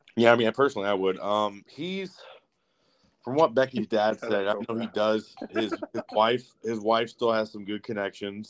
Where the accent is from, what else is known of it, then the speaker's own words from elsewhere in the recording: San Bernardino, California, United States; I grew up in Cali, like I grew up in San Bernardino, and we it was pretty gang ridden